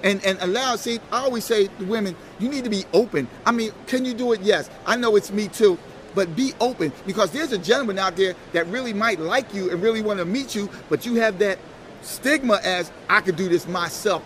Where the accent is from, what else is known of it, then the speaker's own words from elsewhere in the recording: Philadelphia, Pennsylvania, United States; I'm from Philadelphia